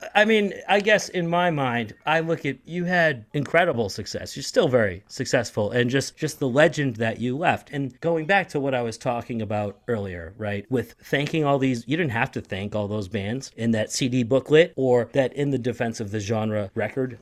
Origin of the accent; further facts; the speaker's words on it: Boston, Massachusetts, United States; moved away as an adult; now in St. Petersburg, United States; I'm from Boston